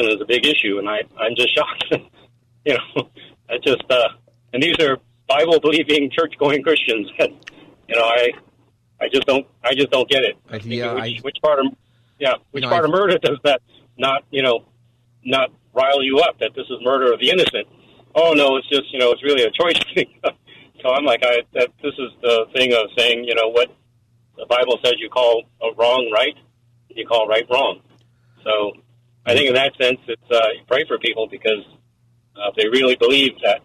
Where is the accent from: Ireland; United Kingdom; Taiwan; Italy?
Taiwan; moved away; I'm Chinese, or I'm from Taiwan